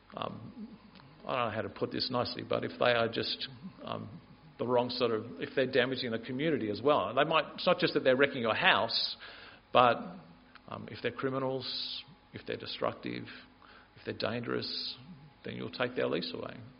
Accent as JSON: {"language": "English", "town": "Canberra", "region": "Australian Capital Territory", "country": "Australia", "tie": "born or raised there", "said": "I grew up in Canberra"}